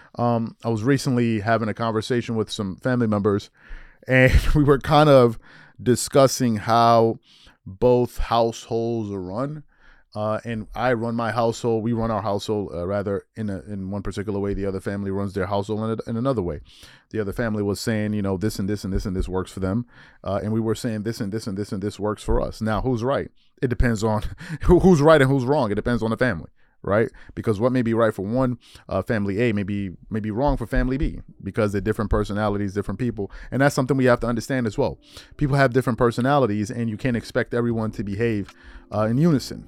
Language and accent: English; New York, United States; moved away; also born or lived in Maryland; I'm from the East Coast. I'm born in Maryland, grew up in New York.